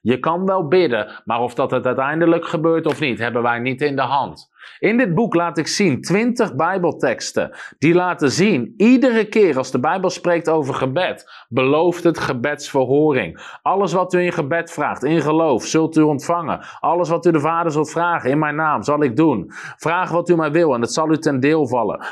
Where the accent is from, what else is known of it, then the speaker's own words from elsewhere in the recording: Netherlands; als Nederlander